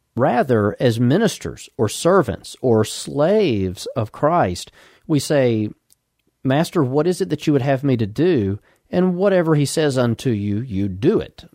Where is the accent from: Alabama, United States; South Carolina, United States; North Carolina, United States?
Alabama, United States; Birmingham; now in Huntsville, United States; I was born in Birmingham, Alabama, and for the last fifteen-plus years, we've lived here in Huntsville, Alabama